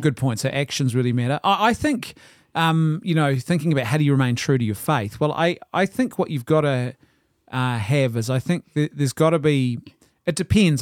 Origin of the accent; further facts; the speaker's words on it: Ireland; I'm an Irishman